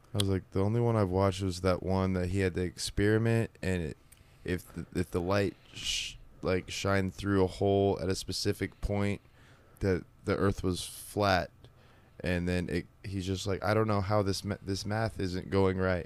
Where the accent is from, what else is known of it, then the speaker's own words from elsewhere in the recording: Kansas City, Missouri, United States; moved away as an adult; also born or lived in Houston; I am from Houston, uh, lived in Kansas City twenty-five years, um, finally moved here when I was, like, twenty-seven